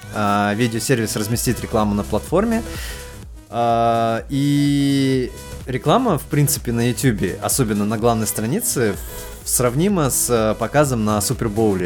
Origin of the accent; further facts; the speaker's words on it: Kazakhstan; как стопроцентный казах